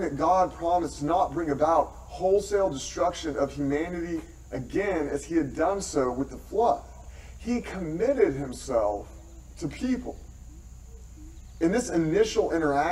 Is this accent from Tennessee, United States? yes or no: yes; Tennessee, United States; moved away; I am from Tennessee